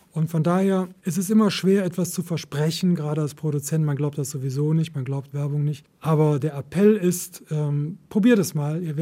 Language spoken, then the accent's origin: German; Cologne, North Rhine-Westphalia, Germany; In Köln will ich leben und ich weiß auch warum. Es ist meine Heimat und gleichzeitig hadere ich mit ihr